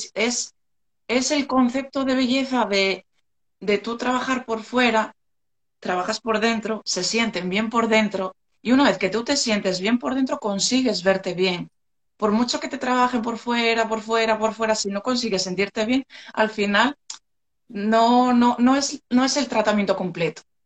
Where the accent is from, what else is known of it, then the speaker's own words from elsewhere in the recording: Gijón, Asturias, Spain; soy de Asturias, soy de Gijón